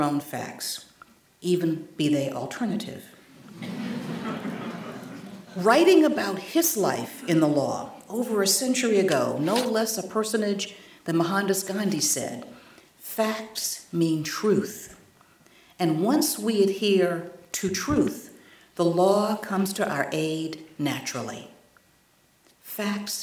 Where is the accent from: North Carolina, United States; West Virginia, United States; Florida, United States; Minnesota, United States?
North Carolina, United States; my home state in North Carolina